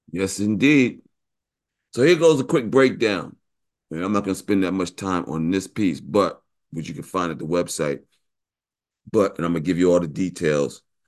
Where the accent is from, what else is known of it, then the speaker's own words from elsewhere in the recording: New York, United States; I'm from New York, went to Morehouse